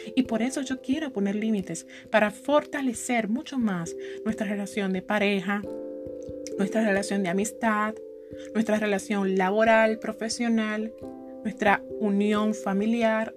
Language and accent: Spanish; Santo Domingo, Distrito Nacional, Dominican Republic; yo soy de aquí de Santo Domingo